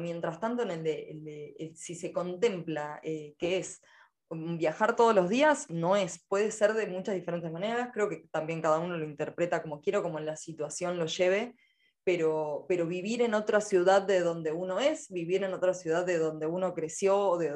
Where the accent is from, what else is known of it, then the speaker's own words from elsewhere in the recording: Escobar, Buenos Aires Province, Argentina; also born or lived in Villa Gesell; Me cambio el, tipo de ciudad de donde soy, de ser escobarense a ser porteña, a ser geselina, vamos cambiando